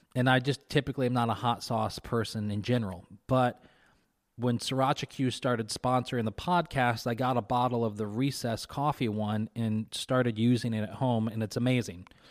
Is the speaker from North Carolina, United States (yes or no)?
no; Kentucky, United States; moved away; I grew up in Kentucky